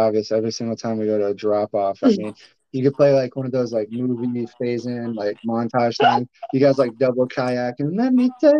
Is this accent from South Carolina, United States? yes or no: yes; Summerville, South Carolina, United States; also born or lived in Charleston, South Carolina; I was born in Charleston, but we live in Somerville. I'm from Somerville, South Carolina.